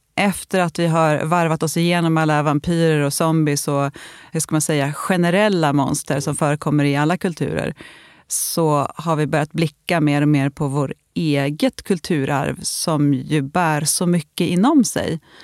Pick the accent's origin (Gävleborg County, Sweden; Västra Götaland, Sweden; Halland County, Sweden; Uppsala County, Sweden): Gävleborg County, Sweden; Gästrikland; där jag växte upp då i Gästrikland